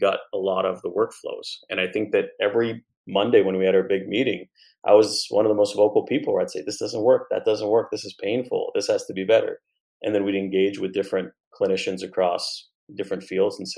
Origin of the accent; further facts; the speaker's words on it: Montreal, Quebec, Canada; I grew up in Montreal